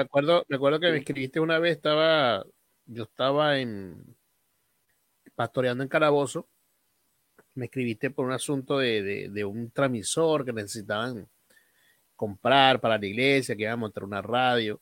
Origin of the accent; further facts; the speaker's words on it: Aragua, Venezuela; moved away; also born or lived in Guárico; yo no nací aquí en Guárico, yo nací en Aragua.